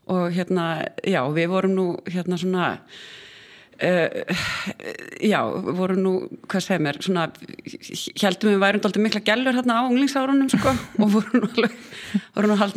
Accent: Iceland; also born or lived in Sweden; ég átti bara mjög góð æsku ár og hérna ólst upp fyrstu sexarni í Svíþjóð þar sem að Fóreldrar mínir voru uh, við nám

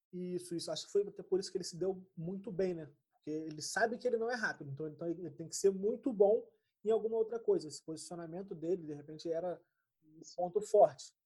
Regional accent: São Gonçalo, Rio de Janeiro, Brazil; a gente é de São Gonçalo.

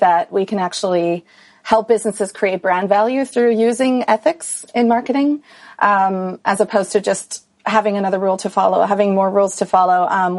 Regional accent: Switzerland; moved away as an adult; I grew up in Switzerland, went to school there, did everything there, and then started traveling when I was 18.

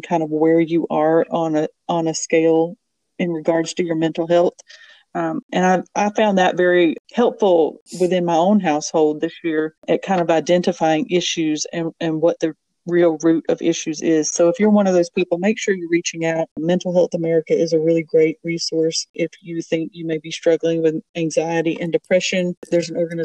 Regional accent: Bible Belt South, United States; I grew up in Bible Belt South

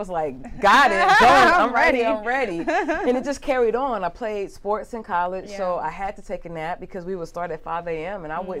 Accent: Port Arthur, Texas, United States; I grew up in Port Arthur, Texas.

